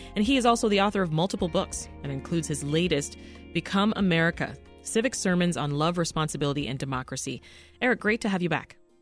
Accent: Canada; now in United States; I'm Canadian, and uh, I remember just being saturated by U.S. programming while living in Canada.

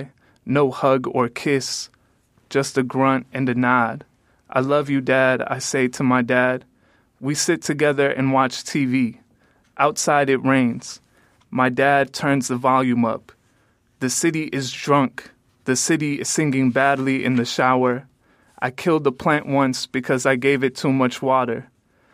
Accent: Calumet City, Illinois, United States; I come from Calumet City, which is a predominantly African-American city

